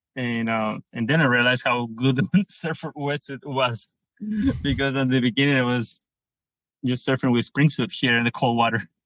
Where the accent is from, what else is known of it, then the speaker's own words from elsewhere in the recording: Pichilemu, O'Higgins, Chile; I'm from Pichilemu, which is um, the place I more love.